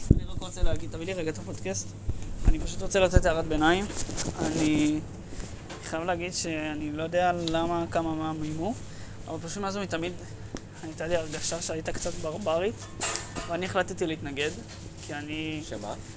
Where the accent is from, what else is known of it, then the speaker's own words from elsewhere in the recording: Israel; accent: Israeli; יש לי כאילו מבטא של ישראלי מסריח